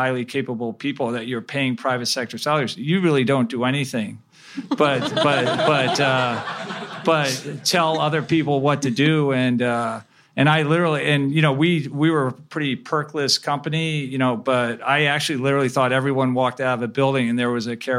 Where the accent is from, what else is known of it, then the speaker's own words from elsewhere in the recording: Chicago, Illinois, United States; also born or lived in Cleveland, Ohio; I spent most of my growing up years in the Chicago area.